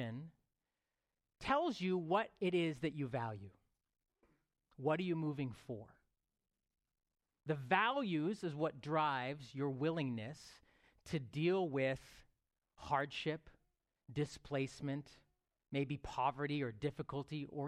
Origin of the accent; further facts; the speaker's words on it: Toronto, Ontario, Canada; I lived in Rexdale for about 21 years, where my church was 30 yards away, my high school was 100 yards away, and that was sort of my life. 39 of those years, I lived in the 6, like, as we know, the GTA